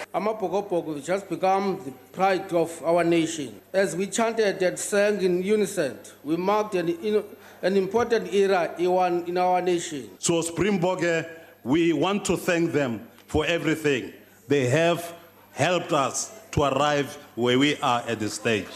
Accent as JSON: {"language": "English", "country": "South Africa", "said": "we are proudly South African"}